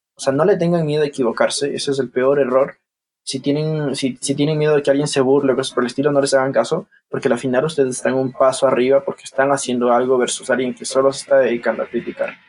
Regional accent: Ambato, Tungurahua, Ecuador; also born or lived in Guayaquil; soy ecuatoriano de la ciudad de Ambato

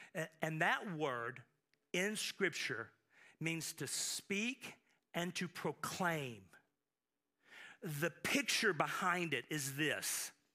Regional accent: United States; I am proud that I am an American. I thank the Lord that I'm, I was born here

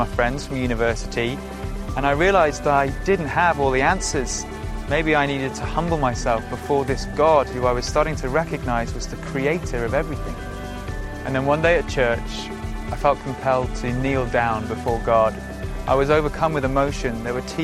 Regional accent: Shropshire, West Midlands, United Kingdom; I grew up in Shropshire

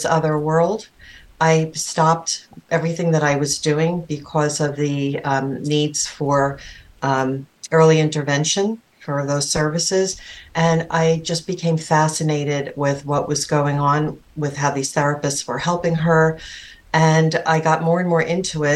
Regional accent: New York City, New York, United States; I grew up on Staten Island.

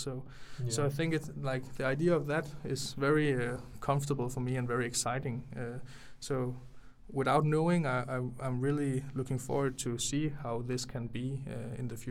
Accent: near Aarhus, Central Denmark Region, Denmark; I'm not directly from Aarhus. I grew up like 10-20 minutes away from Aarhus

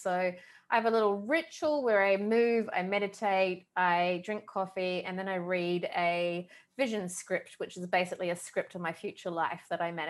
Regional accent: New Zealand; moved away; I am originally from New Zealand. I've traveled around quite a bit.

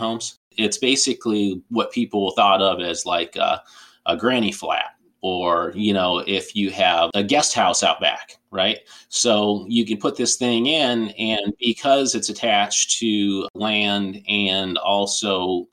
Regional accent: Tucson, Arizona, United States; I grew up in Tucson, Arizona

